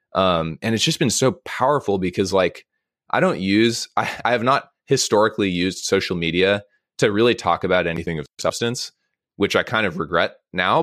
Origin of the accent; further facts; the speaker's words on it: Monterey, California, United States; I grew up in Monterey, so I grew up going to the aquarium like uh, as a child.